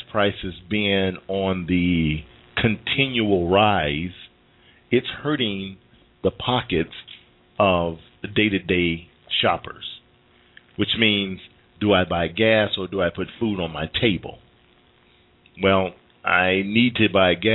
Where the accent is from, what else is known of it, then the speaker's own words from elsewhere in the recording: Mississippi, United States; moved away; I'm from Mississippi.